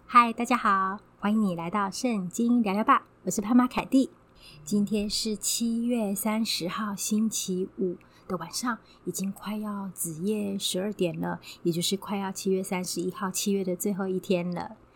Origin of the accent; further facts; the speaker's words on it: Taiwan; 在我们台湾这边是比较南边，我们台湾的立秋天气上面还是蛮炎热